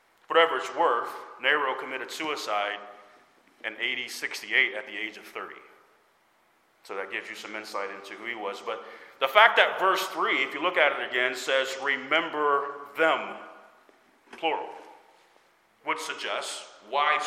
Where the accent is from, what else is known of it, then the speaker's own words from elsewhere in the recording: United States; As American believers